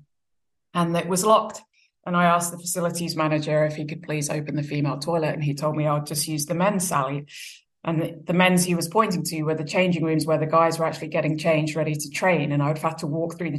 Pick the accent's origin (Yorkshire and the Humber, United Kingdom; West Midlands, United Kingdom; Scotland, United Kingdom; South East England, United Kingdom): South East England, United Kingdom; Brighton; moved away as an adult; also born or lived in Australia / New Zealand; Brighton Hove Albion, which is where I grew up in England